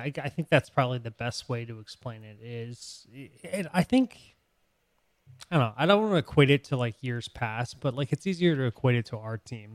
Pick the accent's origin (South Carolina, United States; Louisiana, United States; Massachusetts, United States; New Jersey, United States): Massachusetts, United States; Boston; I was born in Boston